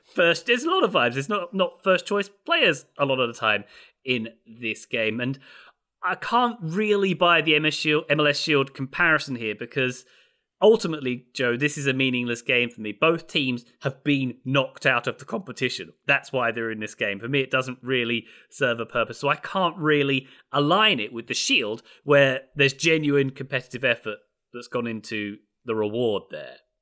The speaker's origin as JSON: {"language": "English", "region": "England", "country": "United Kingdom", "said": "I'm English"}